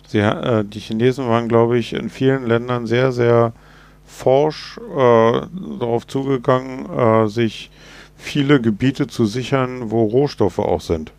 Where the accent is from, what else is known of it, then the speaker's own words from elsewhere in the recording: Germany; wir als Deutsche